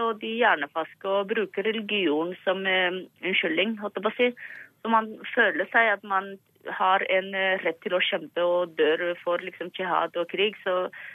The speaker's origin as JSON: {"language": "Norwegian", "country": "Somalia", "moved": "yes", "lives_now": "Norway", "said": "vi som somaliere"}